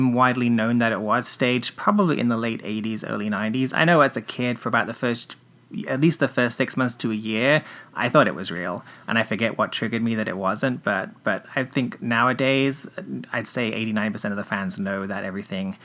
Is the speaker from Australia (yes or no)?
no; England, United Kingdom; there was a Saturday afternoon TV show where I grew up in England